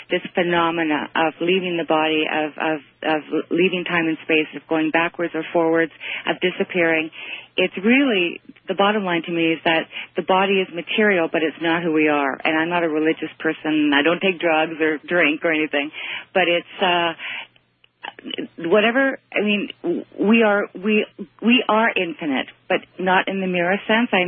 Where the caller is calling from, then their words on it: Toronto, Ontario, Canada; I'm calling from Toronto, by the way.